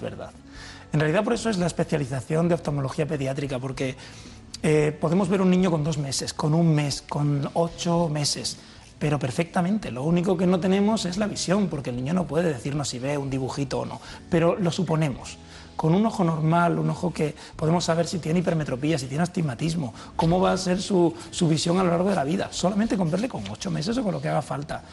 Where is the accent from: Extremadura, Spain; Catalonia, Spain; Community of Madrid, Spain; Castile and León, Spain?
Extremadura, Spain; Villanueva de la Serena; moved away; es mi pueblo